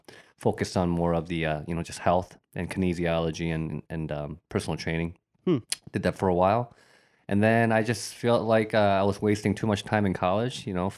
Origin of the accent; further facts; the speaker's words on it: Bowling Green, Ohio, United States; also born or lived in Korea; So I was born in Korea, but I came to the States when I was about 7. So landed in Bowling Green, Ohio. So yeah, I'm a townie, you could say. Definitely a 419, you know.